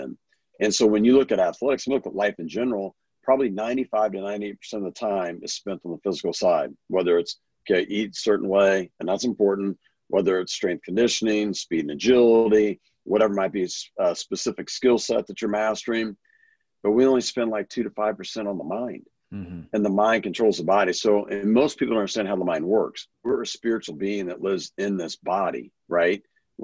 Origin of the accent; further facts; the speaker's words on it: Kansas City, United States; born and raised in Kansas City area